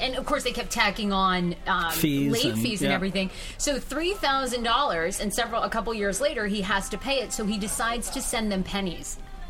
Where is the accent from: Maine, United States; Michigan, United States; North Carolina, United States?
Maine, United States; Wiscasset; I grew up in Wiscasset, Maine.